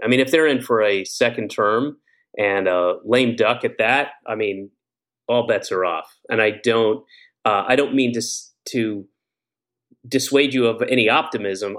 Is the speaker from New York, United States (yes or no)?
no; Georgia, United States; moved away; I grew up in Georgia, but I lived all over the place